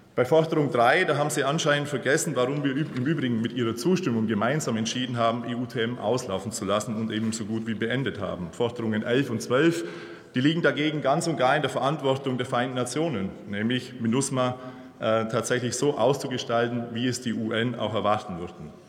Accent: Bavaria, Germany; ich komme aus Bayern

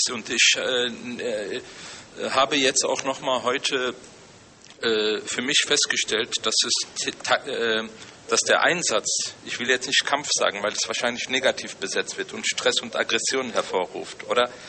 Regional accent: Germany; also born or lived in Turkey; ich jemand, der äh, ja quasi fast sein ganzes Leben lang in Deutschland gelebt hat, aber auch selbst in Deutschland sehr stark marginalisiert gewesen ist als Vertreter der muslimischen Community.

